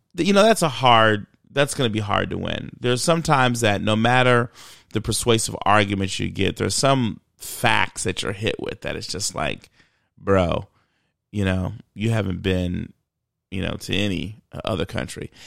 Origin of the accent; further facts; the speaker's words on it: Michigan, United States; I grew up in Michigan